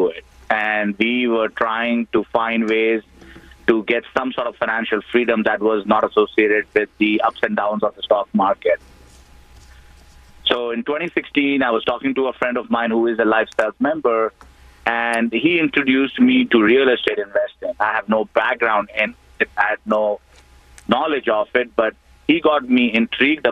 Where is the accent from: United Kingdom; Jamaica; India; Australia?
India; moved away as an adult; now in United States; I was born in India, and I actually came here for my MBA back in 2002